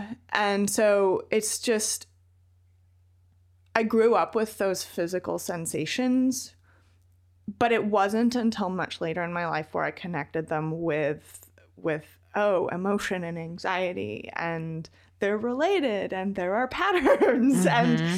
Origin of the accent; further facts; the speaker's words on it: Athens, Georgia, United States; also born or lived in Reno; when I was five and we moved from Reno to Athens, Georgia, where my dad had gotten a job as a postdoc at the University of Georgia.